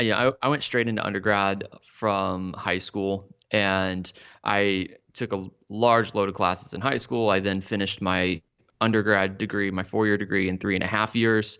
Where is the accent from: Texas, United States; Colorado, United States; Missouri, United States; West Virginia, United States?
Texas, United States; Dallas; moved away as an adult; also born or lived in Austin, Texas; now in Florida, United States; grew up in the Dallas-Fort Worth area